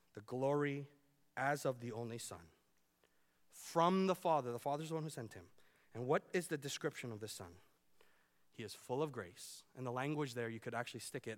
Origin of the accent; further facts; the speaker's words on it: Vancouver, British Columbia, Canada; now in Iowa, United States; I grew up in Vancouver.